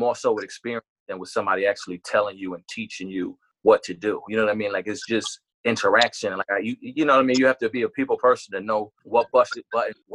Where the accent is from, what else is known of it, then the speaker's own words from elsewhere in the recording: New York City, New York, United States; I was born in Brooklyn.